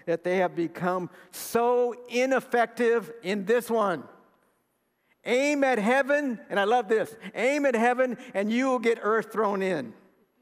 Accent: Seguin, Texas, United States; I'm from Seguin

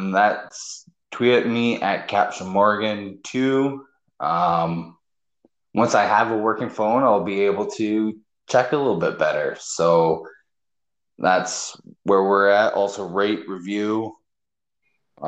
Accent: Canada; Me being Canadian

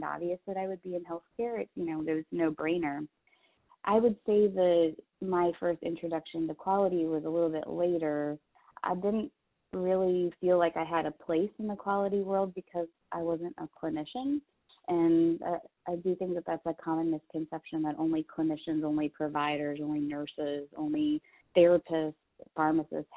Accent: Cleveland, Ohio, United States; moved away; I grew up in Cleveland, Ohio

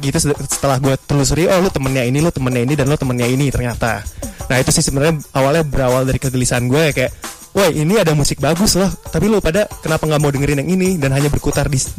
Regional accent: Bekasi, West Java, Indonesia; di kota gue berasal itu Bekasi.

